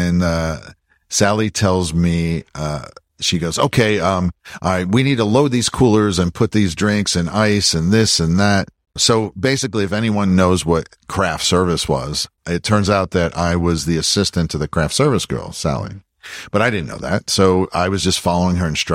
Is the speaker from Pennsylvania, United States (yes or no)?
yes; Pennsylvania, United States; moved away as an adult; also born or lived in Los Angeles; now in Austin, United States; I'm from Pennsylvania